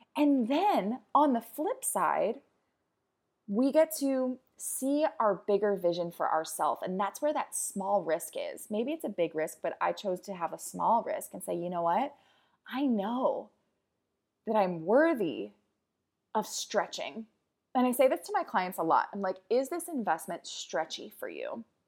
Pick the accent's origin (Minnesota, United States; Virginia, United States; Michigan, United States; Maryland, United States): Maryland, United States; Baltimore; also born or lived in New York; now in California, United States; I am originally from Baltimore